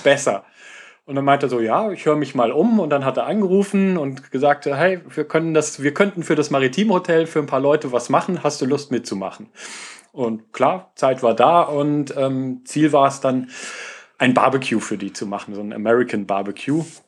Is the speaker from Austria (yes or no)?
no; Germany; als äh, Deutscher